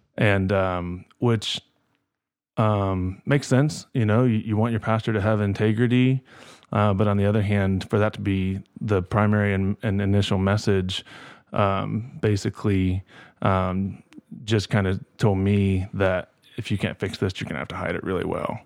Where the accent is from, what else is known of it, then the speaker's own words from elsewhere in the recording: Kokomo, Indiana, United States; growing up in Kokomo